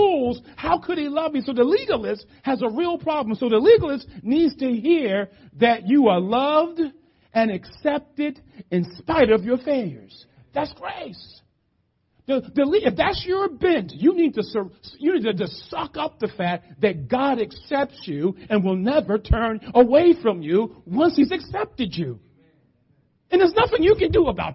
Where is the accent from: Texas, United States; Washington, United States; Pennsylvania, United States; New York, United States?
Pennsylvania, United States; Philadelphia; I grew up in the hood. I grew up in West Philly